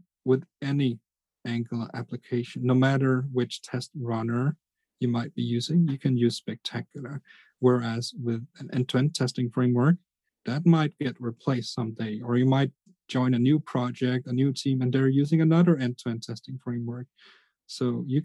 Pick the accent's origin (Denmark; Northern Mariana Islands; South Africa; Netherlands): Denmark; I'm from Denmark